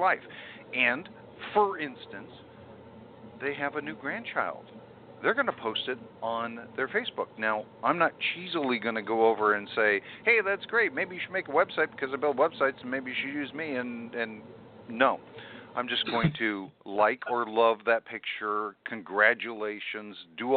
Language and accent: English; California, United States; I'm a Californian all the way